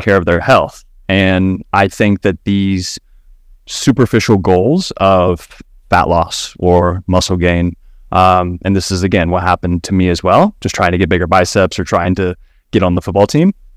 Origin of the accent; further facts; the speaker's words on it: Kentucky, United States; now in Austin, United States; I am based out of Austin, Texas right now, born and raised in Kentucky